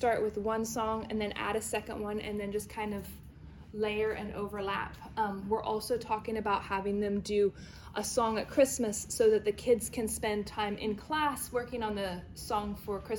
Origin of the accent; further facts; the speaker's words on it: New Zealand; now in Pennsylvania, United States; I grew up in New Zealand